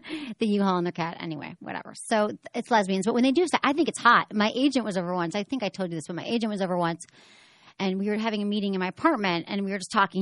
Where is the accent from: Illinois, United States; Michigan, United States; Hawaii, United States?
Michigan, United States; Detroit; moved away; I'm from Detroit